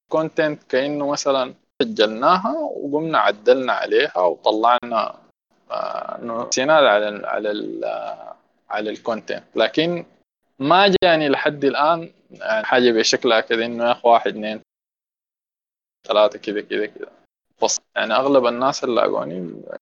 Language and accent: Arabic; Sudan; واحده من اسوا الحاجات اللي حتلاقيك عندنا احنا كسودانيين الفيدباك